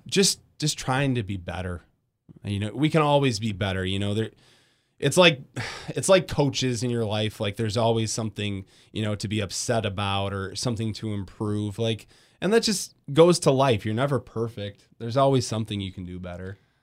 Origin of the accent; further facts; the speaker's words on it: Grand Rapids, Michigan, United States; moved away as an adult; also born or lived in Iowa / Battle Creek; now in Kalamazoo, United States; I'm from West Michigan, grew up in Grand Rapids.